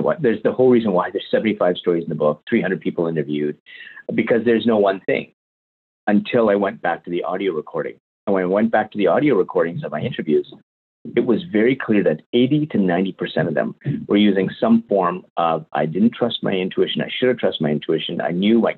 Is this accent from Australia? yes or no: no; Winnipeg, Manitoba, Canada; now in London, Canada; Canadian. So born and raised in Winnipeg, Canada. I now live in London, Ontario.